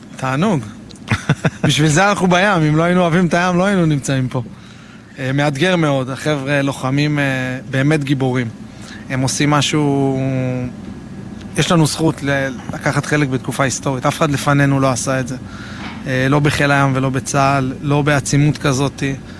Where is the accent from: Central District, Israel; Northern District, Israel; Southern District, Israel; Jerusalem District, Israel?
Jerusalem District, Israel; Jerusalem; moved away as an adult; now in Nir Etzion, Israel; גדלתי בירושלים